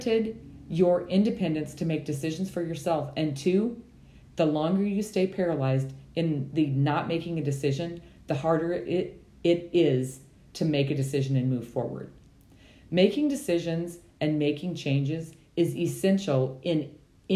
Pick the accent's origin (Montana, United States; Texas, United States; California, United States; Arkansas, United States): Montana, United States; I was raised in Montana